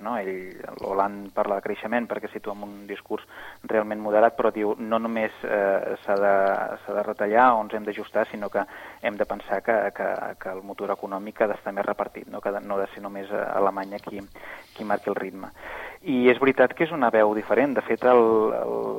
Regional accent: Catalonia, Spain; com a catalans eh, eh, i catalanes

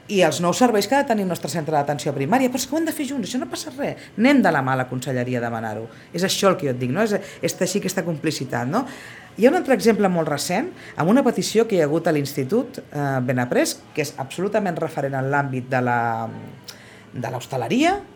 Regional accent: Sitges, Catalonia, Spain; la política al meu poble

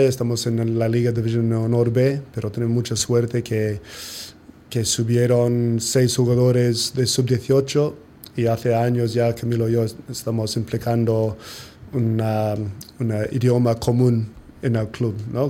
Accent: New Zealand; Spanish is a second language; moved away as an adult; now in Sitges, Spain; somos población de 10% de país de Nueva Zelanda

